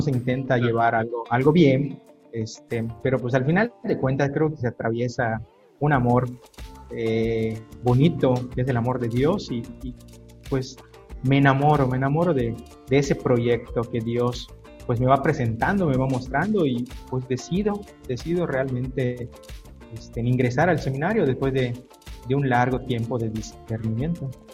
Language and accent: Spanish; Mérida, Yucatán, Mexico; also born or lived in a town on the road to Valladolid, Yucatán; yo soy originario de, este, un pueblo allí por camino a, Valladolid, se llama Sanacat, pero pues prácticamente toda mi vida viví aquí en Mérida, desde que era muy, muy, este, muy pequeño